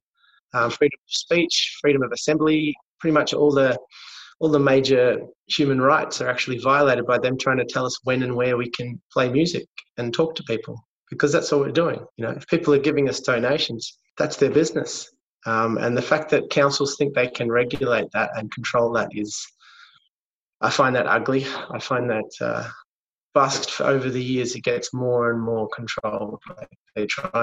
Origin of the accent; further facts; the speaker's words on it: Melbourne, Victoria, Australia; I was born in Melbourne.